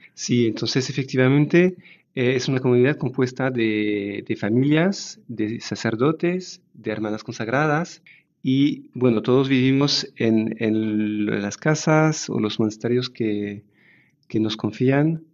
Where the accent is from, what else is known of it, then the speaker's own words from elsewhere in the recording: France; Spanish is a second language; moved away as an adult; now in Zaragoza, Spain; Somos una familia francesa